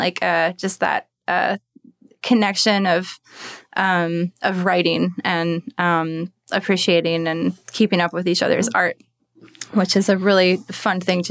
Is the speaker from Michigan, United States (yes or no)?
yes; Kalamazoo, Michigan, United States; moved away; I'm from Michigan, Kalamazoo, Michigan